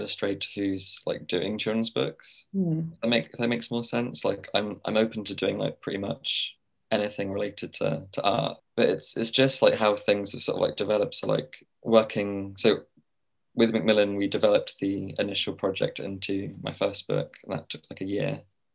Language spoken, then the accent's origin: English; Winchester, South East England, United Kingdom; moved away as an adult; also born or lived in Basingstoke; now in London, United Kingdom; I'm from Winchester originally. I'm currently living in London.